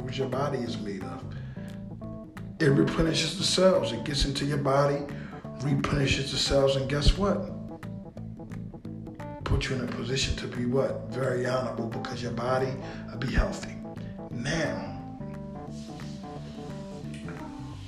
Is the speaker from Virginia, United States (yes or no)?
no; Philadelphia, Pennsylvania, United States; we love Philly. Because we're from here.